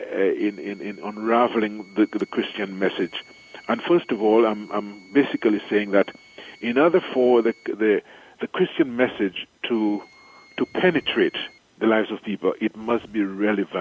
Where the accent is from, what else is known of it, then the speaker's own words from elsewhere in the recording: St. Lucia; moved away as an adult; also born or lived in Trinidad / Chicago / Rome; now in Dominica; I am from the island of St. Lucia. I was born in St. Lucia